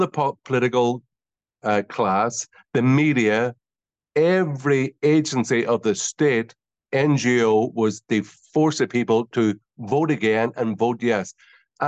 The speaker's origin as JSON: {"language": "English", "town": "Derry", "region": "Northern Ireland", "country": "United Kingdom", "said": "I'm originally from the Bogside in Derry, which is a very Republican, Irish Republican part of the north of Ireland"}